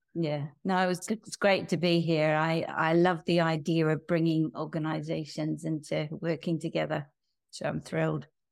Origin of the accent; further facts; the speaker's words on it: New Zealand; moved away; I'm from New Zealand, and I grew up in a family